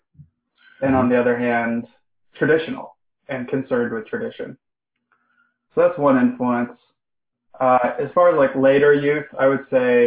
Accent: Salt Lake City, Utah, United States; I'm from Salt Lake City, Utah, and nobody I knew at the time was interested in those things.

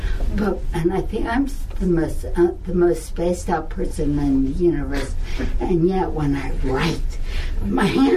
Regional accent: Philadelphia, Pennsylvania, United States; I'm from Philly

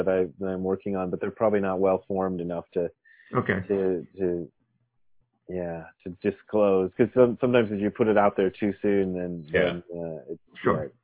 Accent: Akron, Ohio, United States; moved away as an adult; also born or lived in Nairobi, Kenya / Japan; now in Los Angeles, United States; still the place that I've spent most of the time is in and around Akron, Ohio

